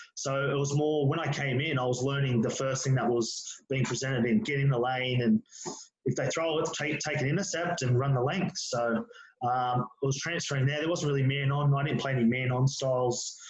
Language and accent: English; Penrith, New South Wales, Australia; born and bred Penrith, still live here now